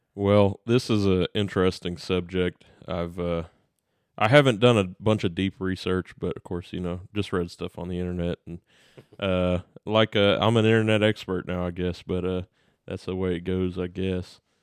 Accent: United States; we're American

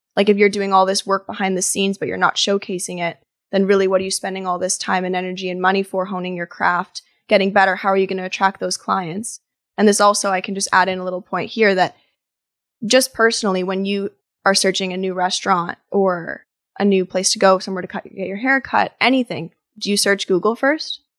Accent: Ottawa, Ontario, Canada; moved away as an adult; also born or lived in Toronto; I was raised in Ottawa, but moved to Toronto to study interior design as undergrad

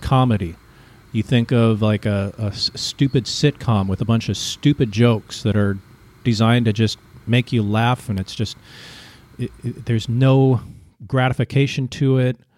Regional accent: United States; moved away as an adult; now in Vietnam; you grow up as an American and you don't have to learn a second language

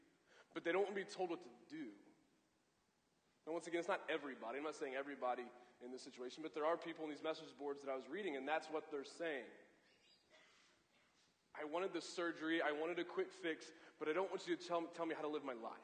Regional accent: Columbia, Missouri, United States; I grew up in Columbia, went to Mizzou

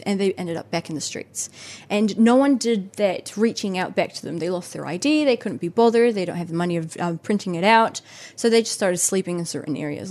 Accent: Colombia; also born or lived in Kaitaia, New Zealand; now in Auckland, New Zealand; I come from Colombia, and I was, I was grown up confronted by poverty

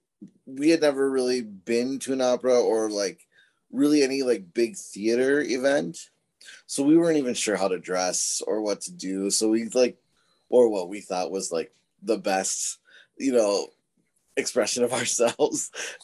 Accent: Rochester, Minnesota, United States; We're from Southern Minnesota, Rochester specifically

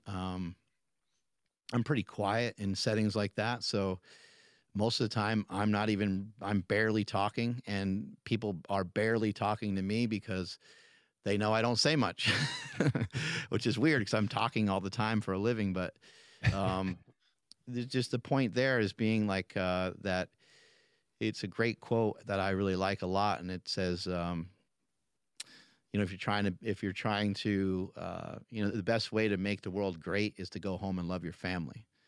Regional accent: New York, United States; moved away; I'm from New York originally

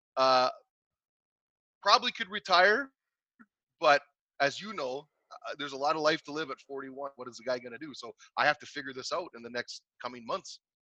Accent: Canada; in my hometown where i grew up

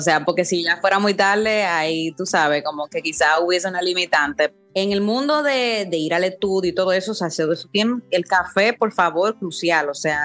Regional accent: Dominican Republic; yo he vivido toda la vida aquí en, en República Dominicana, o sea, me fui a estudiar fuera por un año y medio, pero después siempre he estado acá

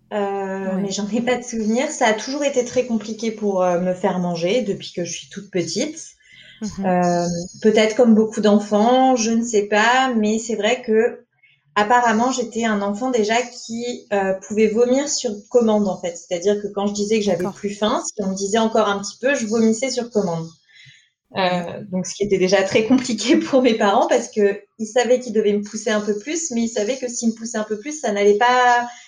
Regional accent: Paris, Île-de-France, France; moved away as an adult; now in Nantes, France; je suis une Parisienne de base. On a déménagé avec mon copain à Nantes en octobre.

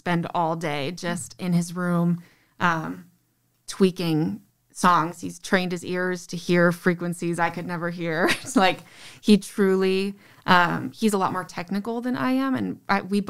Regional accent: Novi, Michigan, United States; I grew up in Novi

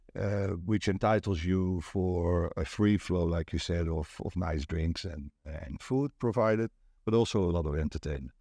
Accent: Netherlands; English is a second language; now in Pattaya, Thailand; I'm from Holland, right? So I'm not a native English speaker

